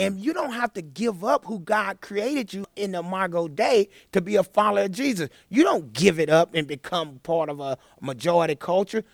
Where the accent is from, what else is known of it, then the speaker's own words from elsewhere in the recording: Chattanooga, Tennessee, United States; I grew up in Chattanooga. I grew up in the inner city, single parent home.